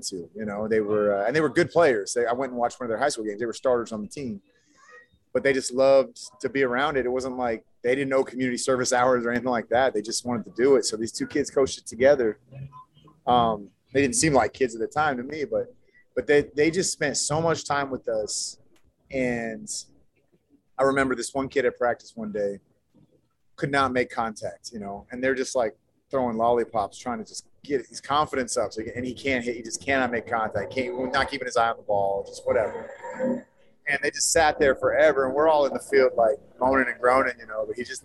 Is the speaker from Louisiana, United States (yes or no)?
no; San Francisco Bay Area, California, United States; also born or lived in Colorado; I grew up in the Bay, San Francisco Bay Area